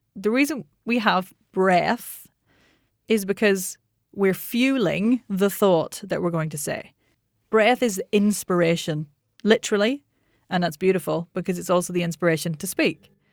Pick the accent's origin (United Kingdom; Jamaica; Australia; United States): United Kingdom; Northern Ireland; I'm Northern Irish